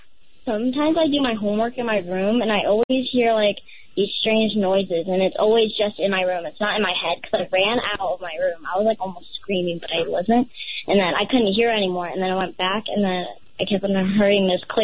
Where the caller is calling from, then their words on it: Minden, Nevada, United States; from Minden, Nevada, and I think my house is really haunted